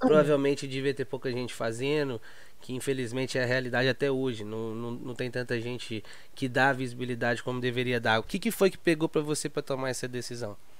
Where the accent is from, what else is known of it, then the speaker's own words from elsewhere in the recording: Belo Horizonte, Minas Gerais, Brazil; sou lá de Belo Horizonte